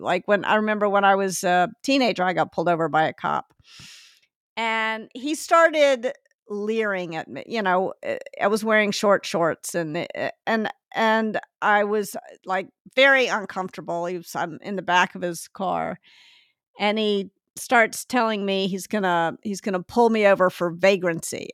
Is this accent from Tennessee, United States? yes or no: yes; Memphis, Tennessee, United States; moved away; also born or lived in Northeast US / California; I grew up in Memphis, and I sort of imagined when I moved to the Northeast